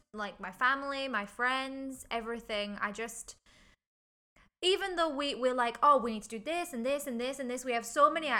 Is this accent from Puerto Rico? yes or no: no; England, United Kingdom; moved away as an adult; now in Hong Kong; I'm from England.